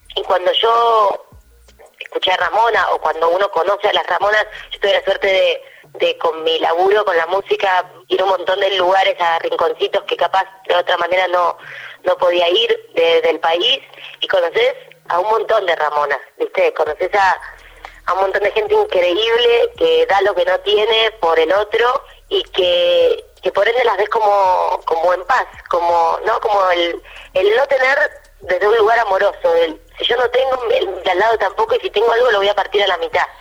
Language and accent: Spanish; Argentina; soy la única argentina de toda la serie